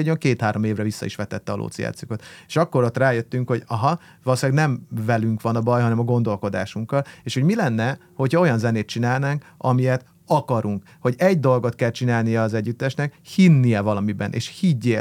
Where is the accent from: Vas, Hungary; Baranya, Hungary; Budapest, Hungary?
Budapest, Hungary; akkor meg ahol felnőttem, az a panel